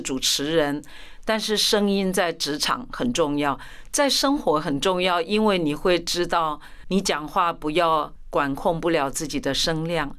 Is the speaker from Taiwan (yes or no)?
yes; Tainan, Taiwan; first language Chinese; now in Taipei, Taiwan; 我的家乡，我台南人